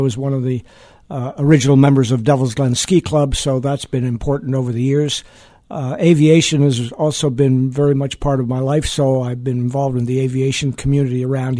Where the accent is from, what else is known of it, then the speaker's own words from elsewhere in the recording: England, United Kingdom; moved away; the Blitz in growing up in England